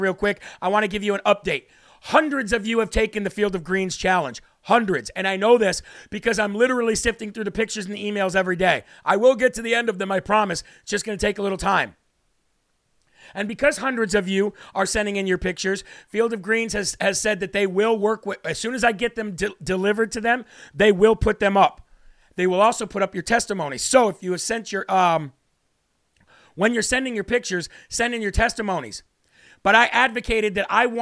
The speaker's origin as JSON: {"language": "English", "region": "Illinois", "country": "United States", "said": "I'm from Illinois"}